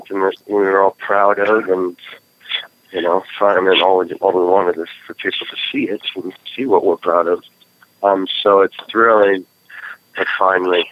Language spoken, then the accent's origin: English; United States; also born or lived in Oregon; I'm an American.